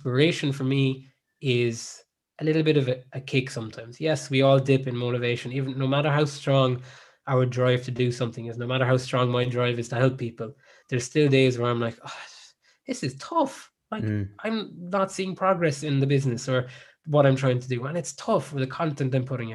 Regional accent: Ireland; also born or lived in South Africa; I spent most of my life in Ireland and growing up in Ireland

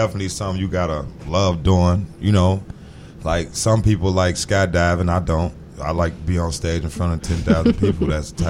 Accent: Chicago, Illinois, United States; I'm from Chicago. What side? South side.

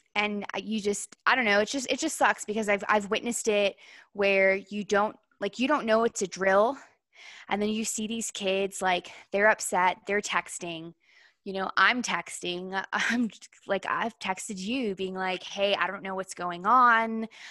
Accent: Virginia, United States; I grew up in Virginia. I probably grew up, like, twenty, twenty, twenty-five minutes outside of Washington, D C

